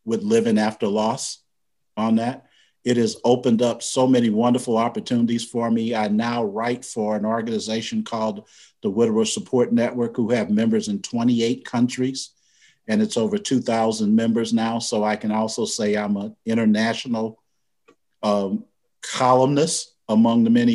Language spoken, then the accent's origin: English; University City, Missouri, United States; I was born and raised in St. Louis, Missouri.